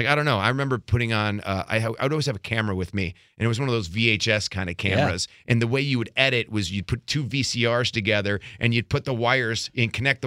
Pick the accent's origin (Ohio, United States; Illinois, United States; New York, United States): Ohio, United States; Parma; moved away as an adult; I went to high school at Normandy High School in Parma, Ohio, and I grew up in a middle class atmosphere